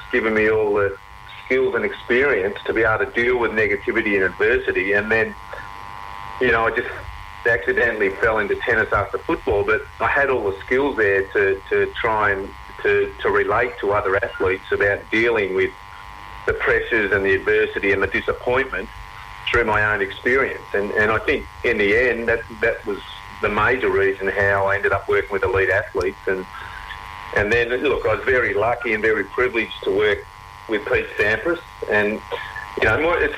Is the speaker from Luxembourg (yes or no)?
no; Lake Eildon, Victoria, Australia; moved away; I was originally from Lake Eildon.